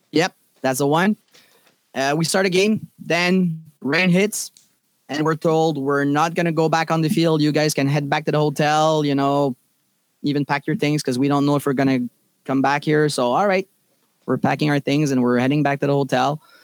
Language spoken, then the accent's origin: English; Laval, Quebec, Canada; I'm from Laval